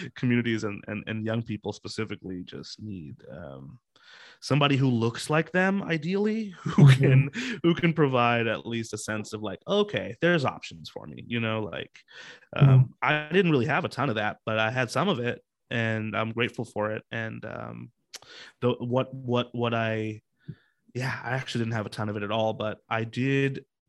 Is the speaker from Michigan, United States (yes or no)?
no; Seattle, Washington, United States; I grew up here in Seattle